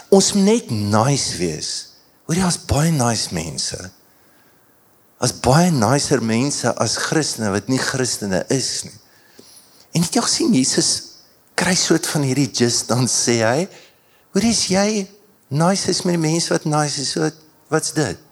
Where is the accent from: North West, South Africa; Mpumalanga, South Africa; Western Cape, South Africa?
Mpumalanga, South Africa; Standerton; ek het in Standerton groot geword